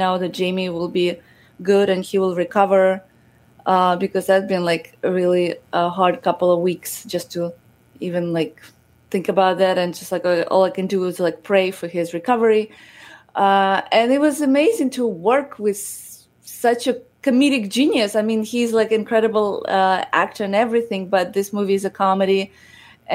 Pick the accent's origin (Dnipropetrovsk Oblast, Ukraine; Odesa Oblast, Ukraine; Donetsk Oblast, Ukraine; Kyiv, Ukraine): Odesa Oblast, Ukraine; Odesa; now in United States; I am originally from Ukraine, from Odessa, and I grew up in a very humble family